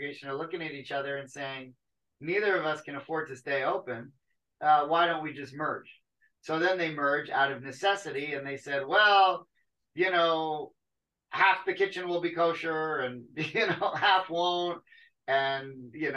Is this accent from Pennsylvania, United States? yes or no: yes; Wilkes-Barre, Pennsylvania, United States; moved away; also born or lived in Miami; all of the really bright Jewish kids that I grew up with in Wilkes-Barre